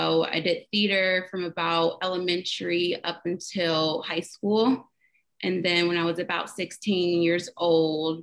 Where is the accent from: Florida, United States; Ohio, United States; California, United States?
Ohio, United States; Dayton; I was born and raised in Dayton, Ohio